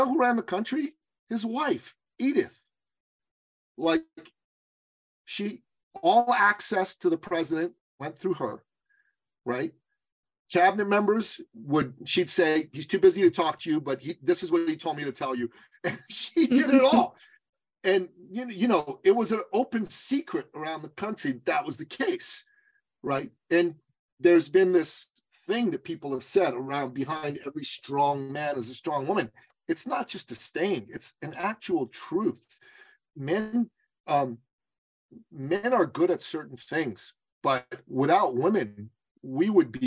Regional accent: Iran; moved away; I'm from Iran, okay? We're a traditional society.

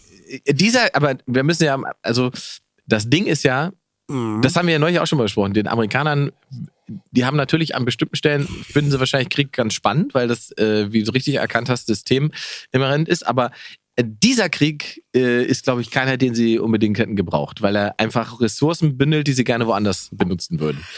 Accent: Germany; wir zum Beispiel als Deutsche

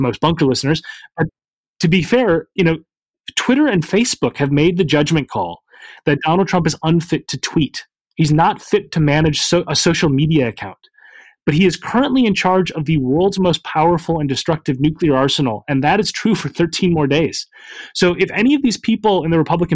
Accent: United States

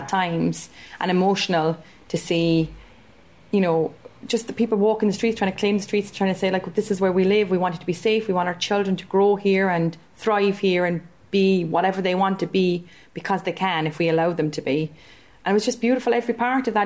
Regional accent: Stretford, North West England, United Kingdom; I'm from Stretford and I'm a creative arts practitioner

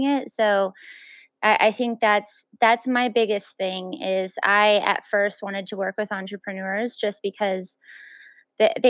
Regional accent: El Paso, Texas, United States; I'm actually from El Paso, so I still have that Mexican root

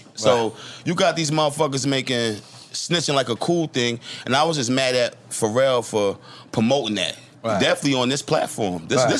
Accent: New York City, New York, United States; I'm from Brooklyn.

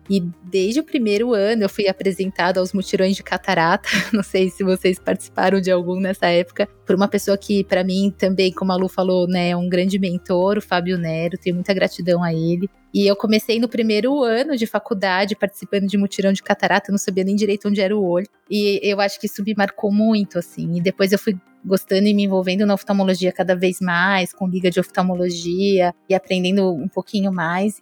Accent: São Paulo, Brazil; moved away as an adult; now in João Pessoa, Brazil; eu sou paulistana

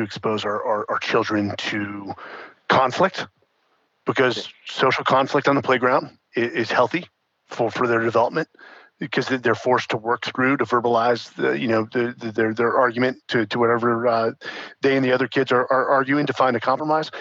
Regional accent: San Francisco, California, United States; born or raised there; also born or lived in Atherton, California, United States; now in Austin, United States

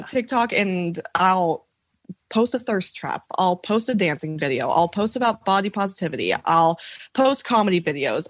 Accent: Franklin, Tennessee, United States; I'm from Franklin, Tennessee

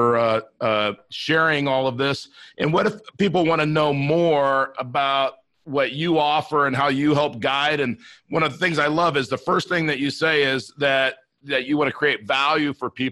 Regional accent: Inglewood, California, United States; I grew up in Inglewood, California

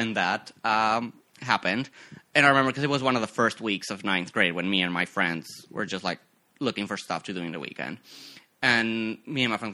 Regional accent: Mexico; also born or lived in Mexico City; now in United States; I was born in Mexico. I was born and raised over there. Born in Mexico City, grew up like a little, like 90 minutes outside of it

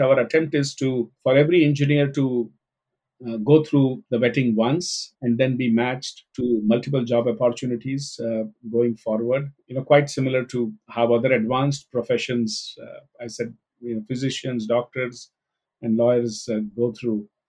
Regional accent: Mumbai, Maharashtra, India; I was growing up in Mumbai, India

